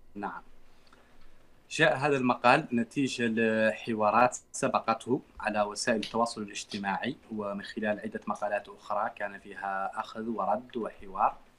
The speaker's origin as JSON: {"language": "Arabic", "country": "Mauritania", "said": "موريتاني الجنسيه من مواليد العام 83"}